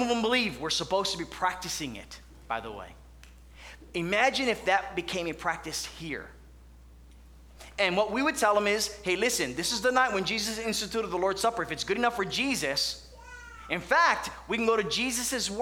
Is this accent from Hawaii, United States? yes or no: yes; Hawaii, United States; moved away; I grew up in Hawaii